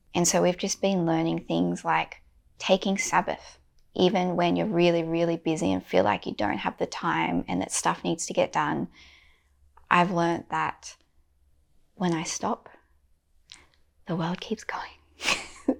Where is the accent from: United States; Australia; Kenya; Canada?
Australia